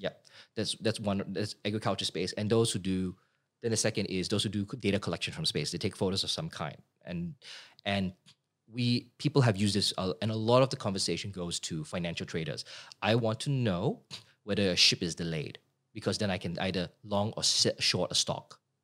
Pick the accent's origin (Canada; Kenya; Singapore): Singapore; moved away as an adult; now in Sydney, Australia; grew up in Singapore as a kid